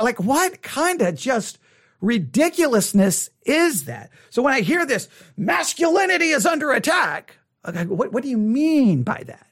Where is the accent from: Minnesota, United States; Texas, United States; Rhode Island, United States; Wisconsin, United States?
Texas, United States; Buffalo Gap; also born or lived in Abilene, Texas; Buffalo Gap, Texas is where I grew up for the, a, a good portion of my life